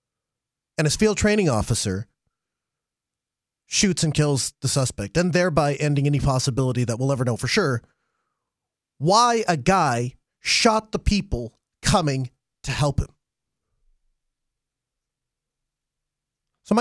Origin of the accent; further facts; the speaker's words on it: Grand Forks, North Dakota, United States; I was born here in Grand Forks